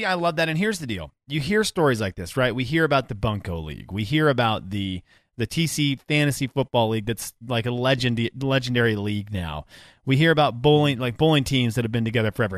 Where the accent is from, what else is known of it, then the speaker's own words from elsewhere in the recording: Venezuela; moved away; where I grew up in Venezuela